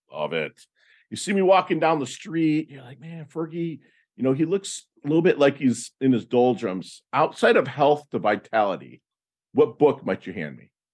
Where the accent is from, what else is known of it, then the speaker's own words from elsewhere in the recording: Michigan, United States; moved away as an adult; I'm from Michigan